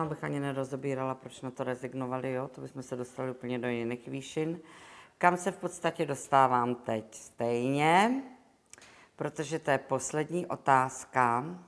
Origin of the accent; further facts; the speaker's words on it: Prague, Czechia; Já jsem Češka, jsem Pražanda, Češka, Evropanka